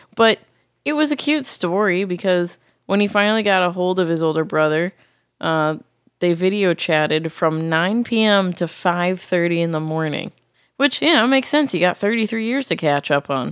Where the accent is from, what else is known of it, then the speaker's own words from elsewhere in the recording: Massachusetts, United States; moved away; I grew up in Massachusetts where fireworks are very much illegal.